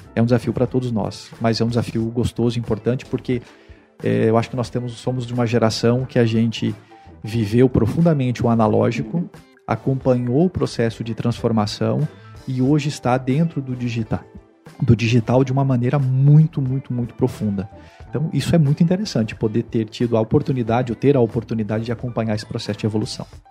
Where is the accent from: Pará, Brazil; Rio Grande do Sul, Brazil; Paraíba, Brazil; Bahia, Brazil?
Rio Grande do Sul, Brazil; also born or lived in Mato Grosso / Mato Grosso do Sul / Pernambuco / São Paulo; now in Fortaleza, Brazil; Eu sou natural do Rio Grande do Sul, saí do Rio Grande do Sul ah, em 1994